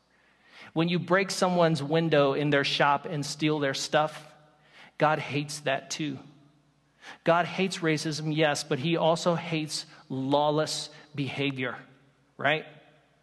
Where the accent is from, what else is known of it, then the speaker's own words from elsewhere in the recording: the South, United States; I come from the South